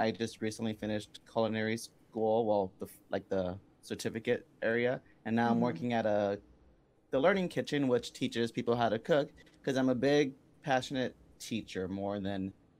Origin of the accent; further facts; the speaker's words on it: San Diego, California, United States; moved away as an adult; now in Cincinnati, United States; So I was born and raised in San Diego, California. I'm 30 years old. I danced for the majority of my life. And now I just recently in the past year, I think, past year and a month, I moved over here to Cincinnati